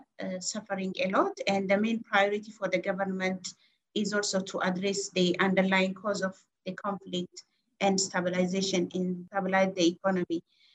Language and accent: English; Ethiopia; moved away as an adult; now in South Sudan; I am from Ethiopia. I'm married, and also I'm the mother of four children.